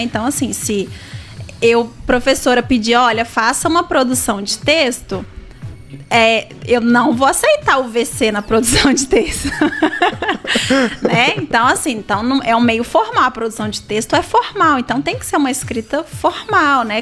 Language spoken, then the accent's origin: Portuguese; Brazil; first language Portuguese; nós nascemos aqui no Brasil e falamos o português